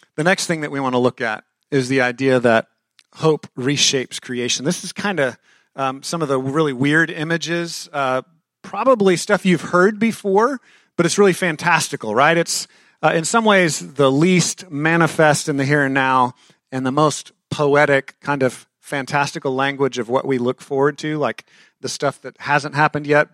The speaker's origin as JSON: {"language": "English", "region": "Texas", "country": "United States", "said": "I'm a Texan"}